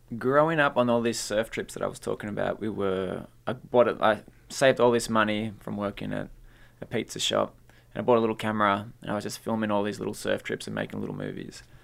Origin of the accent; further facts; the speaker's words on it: North Shore, New South Wales, Australia; English is a second language; also born or lived in Peru; I grew up in the North Shore, so there weren't many Latino kids around there.